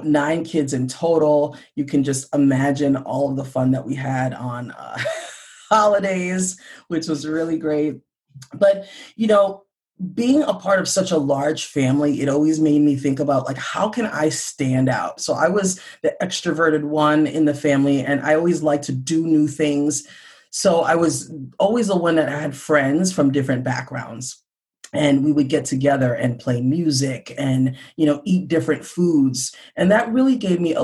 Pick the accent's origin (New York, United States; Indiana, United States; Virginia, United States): New York, United States; New York City; now in Minnesota, United States; I was actually born and raised in New York City, and both of my parents are from Honduras